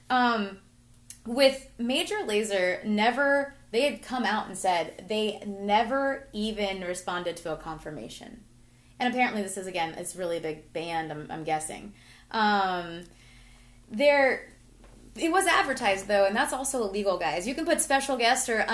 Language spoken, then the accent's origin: English; United States; I'm going to show my ignorance for being an American sometimes